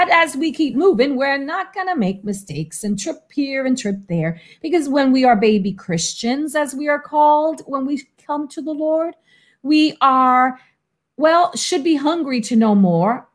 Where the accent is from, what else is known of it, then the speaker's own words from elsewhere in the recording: New York City, New York, United States; moved away; also born or lived in Florida; I was from the Bronx in New York